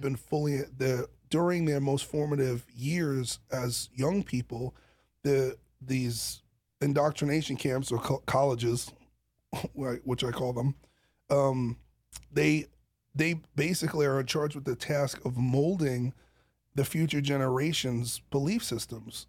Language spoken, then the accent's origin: English; New York City, New York, United States; I come from Brooklyn